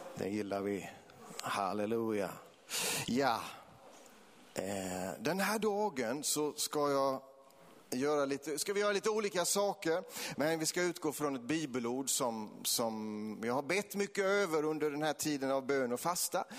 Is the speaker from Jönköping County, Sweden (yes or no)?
yes; between Vetlanda and Eksjö, Jönköping County, Sweden; i den här bygden som, som Kalle kommer ifrån, det är, det är min hembygd, det är här mellan Vetlanda och Eksjö